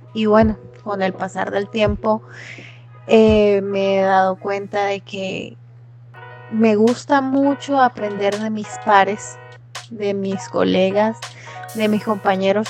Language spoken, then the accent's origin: Spanish; Venezuela; also born or lived in Cúcuta, Colombia / San Cristóbal, Venezuela; soy venezolana